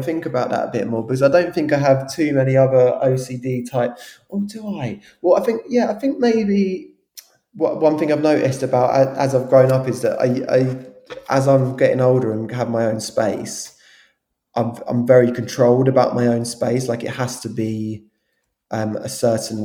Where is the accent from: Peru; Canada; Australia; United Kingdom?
United Kingdom; London; when we were growing up in South London.